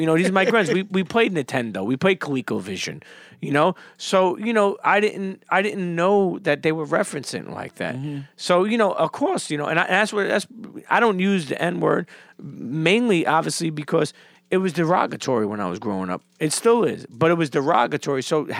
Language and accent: English; Coney Island, New York, United States; also born or lived in Bensonhurst; Well, keep in mind, too, I grew up in Coney Island till I was a teenager, then moved to Bensonhurst.